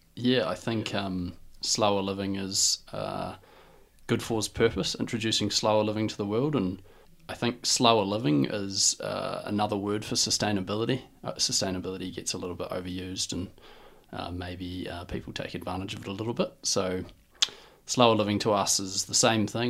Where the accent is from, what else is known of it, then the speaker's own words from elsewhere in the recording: Dunedin, Otago, New Zealand; I'm from Dunedin and, you know, lived, grew up as any normal kid